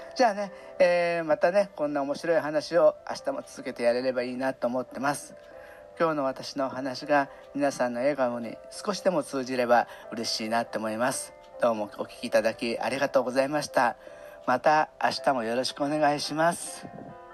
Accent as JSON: {"language": "Japanese", "town": "Kobe", "region": "Hyogo", "country": "Japan", "tie": "born or raised there", "also_born_or_lived": "Cebu, Philippines", "moved": "as an adult", "said": "夜にはね地元神戸に帰るので"}